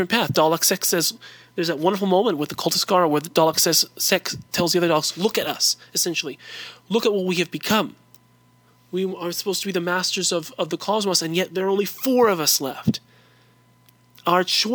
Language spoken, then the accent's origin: English; Whittier, California, United States; now in Provo, United States; I'm from East Los Angeles, California, a city called Whittier, but I live in a city called Provo, Utah now